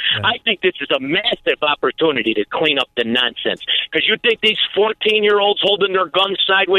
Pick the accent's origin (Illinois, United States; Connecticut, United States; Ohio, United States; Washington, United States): Illinois, United States; Melrose Park; I grew up in Melrose Park.